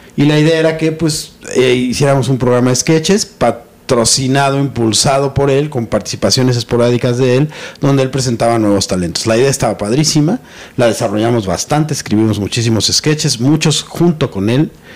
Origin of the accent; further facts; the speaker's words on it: Mexico; Yo crecí en los 80 en México